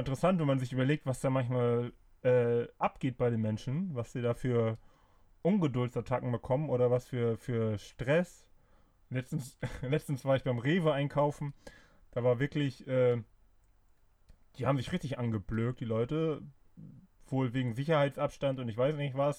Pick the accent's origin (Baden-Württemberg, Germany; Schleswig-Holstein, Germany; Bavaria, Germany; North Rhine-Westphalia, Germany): Schleswig-Holstein, Germany; Flensburg; ich bin ja äh, gebürtiger Flensburger